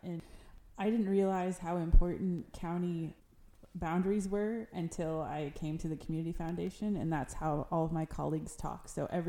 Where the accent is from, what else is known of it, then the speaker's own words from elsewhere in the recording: Rensselaer, Indiana, United States; Jasper County, where I think of my hometown. Yes, I have a lot of pride in Rensselaer